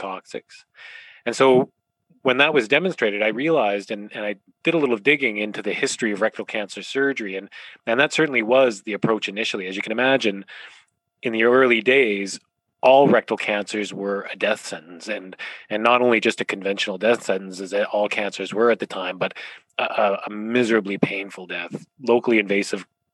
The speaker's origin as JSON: {"language": "English", "region": "Ontario", "country": "Canada", "tie": "born or raised there", "also_born_or_lived": "Calgary, Canada / Toronto, Canada", "moved": "as an adult", "lives_now": "Vancouver, Canada", "said": "I grew up in Ontario in a small town"}